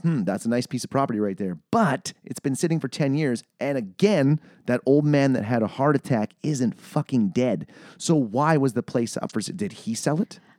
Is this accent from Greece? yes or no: no; Manitoba, Canada; I'm from, I'm from Manitoba.